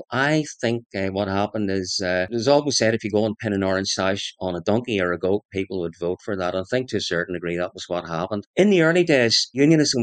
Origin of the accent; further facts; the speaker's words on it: Lurgan, Northern Ireland, United Kingdom; Lurgan and County Armagh. That's my hometown.